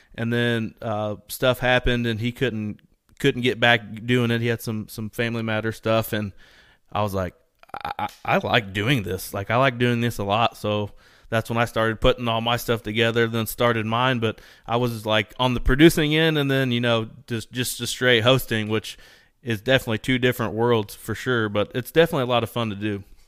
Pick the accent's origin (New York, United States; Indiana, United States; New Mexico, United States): Indiana, United States; We're both from Indiana